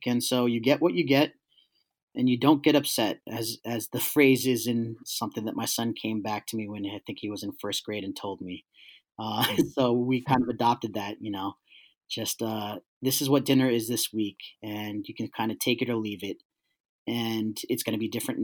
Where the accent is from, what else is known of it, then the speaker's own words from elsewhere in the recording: New York City, New York, United States; I grew up in East Harlem in the late 80s, early 90s